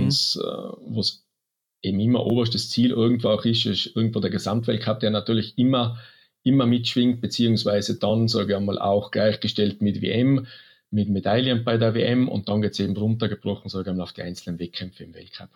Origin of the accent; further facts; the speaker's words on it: Neustift im Stubaital, Tyrol, Austria; in Neustift im Stubertal, äh, man, wir haben, ja, ich bin mitten im Skigebiet aufgewachsen